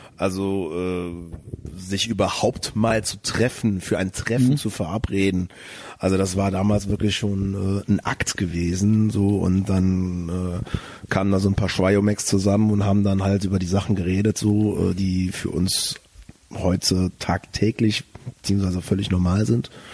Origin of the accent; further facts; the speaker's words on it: Bonn, North Rhine-Westphalia, Germany; moved away as an adult; now in Cologne, Germany; ich bin äh, äh, Tatsache in Bonn geboren.